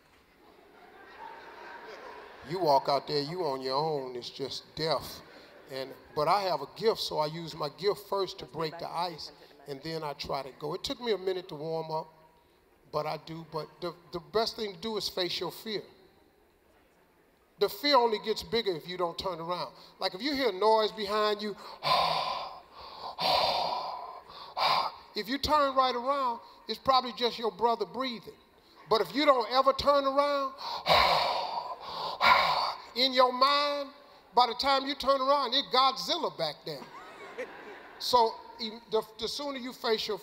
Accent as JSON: {"language": "English", "town": "Cleveland", "region": "Ohio", "country": "United States", "said": "I'm from Cleveland"}